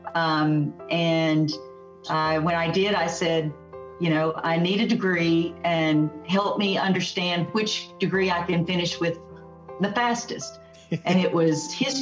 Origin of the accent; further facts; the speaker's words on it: Aberdeen, Mississippi, United States; also born or lived in Fort Walton Beach, Florida; now in Huntsville, United States; I'm from Aberdeen